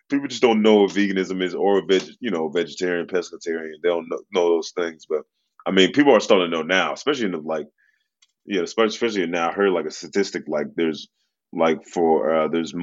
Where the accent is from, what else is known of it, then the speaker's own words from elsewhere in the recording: Memphis, Tennessee, United States; I grew up in Memphis, Tennessee